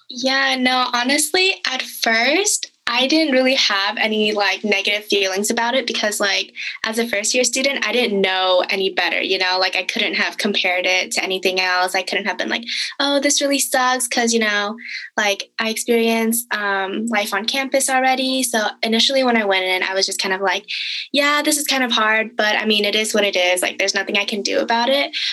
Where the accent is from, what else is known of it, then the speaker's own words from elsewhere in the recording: the Bay Area, California, United States; I am from the Bay Area